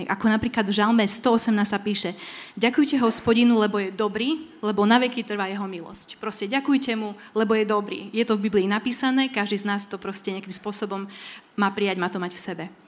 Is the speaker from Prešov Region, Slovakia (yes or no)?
yes; Kuková, Prešov Region, Slovakia; som uh, pôvodom z Kukovej